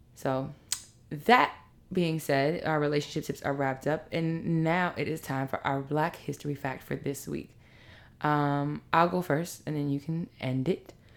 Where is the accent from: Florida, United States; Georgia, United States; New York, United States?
New York, United States; New York City; also born or lived in Harlem; I lived in Queens from one to eighteen